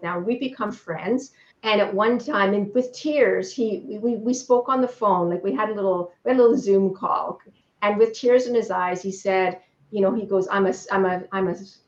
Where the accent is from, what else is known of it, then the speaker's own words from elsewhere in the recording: Canada; I'm Canadian